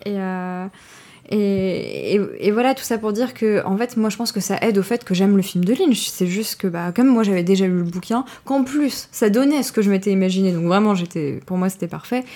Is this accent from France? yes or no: yes; France; en tant que Français